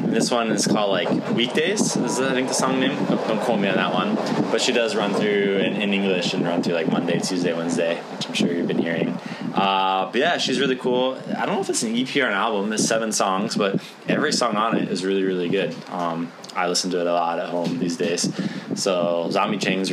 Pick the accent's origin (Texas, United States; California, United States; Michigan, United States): Michigan, United States; Detroit; born or raised there; now in Japan